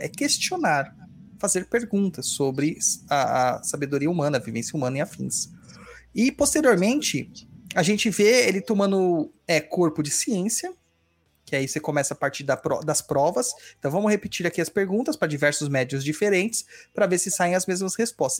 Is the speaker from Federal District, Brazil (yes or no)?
no; São Paulo, Brazil; Eu sou de São Mateus, Itaquera do lado, né, originalmente